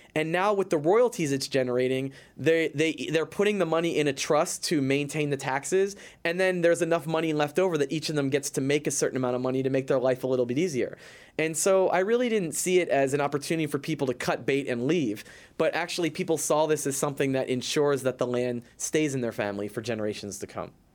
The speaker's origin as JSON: {"language": "English", "town": "Philadelphia", "region": "Pennsylvania", "country": "United States", "moved": "as an adult", "lives_now": "New York City, United States", "said": "I'm from Philadelphia and I've been living in New York City for, t, for tw, almost twenty years"}